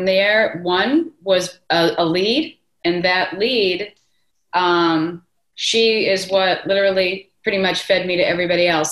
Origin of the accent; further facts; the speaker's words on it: Boston, Massachusetts, United States; moved away; also born or lived in Treasure Island, Florida / Madeira Beach, Florida; I am originally from Boston, Mass. I moved down here in 1988, because my mother moved down here